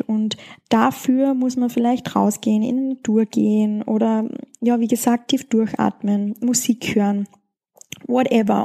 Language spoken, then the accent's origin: German; Schladming, Styria, Austria; weil es in meiner Heimat stattfindet, in Schladming